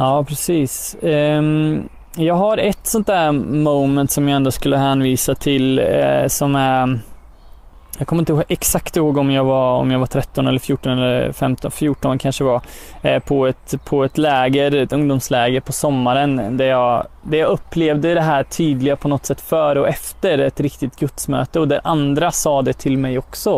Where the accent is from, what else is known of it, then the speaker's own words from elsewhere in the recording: Götene, Västra Götaland, Sweden; now in Örebro, Sweden; härstammar från eh, Götene Plätta